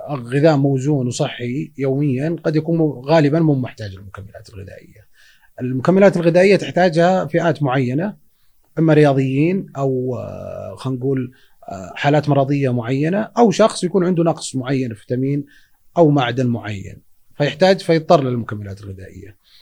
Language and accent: Arabic; Saudi Arabia; احنا عندنا بالسعوديه هنا